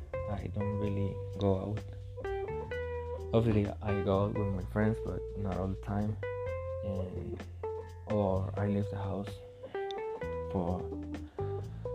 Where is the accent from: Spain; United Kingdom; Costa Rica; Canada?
Costa Rica; Coronado, San José; I'm from Coronado. Coronado is a small city in the San Jose area